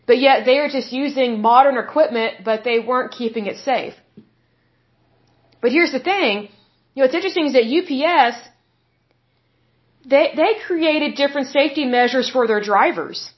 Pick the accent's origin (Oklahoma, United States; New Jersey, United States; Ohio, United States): Oklahoma, United States; I'm from Oklahoma, and way back in the day, we had a lot of mills and factories here.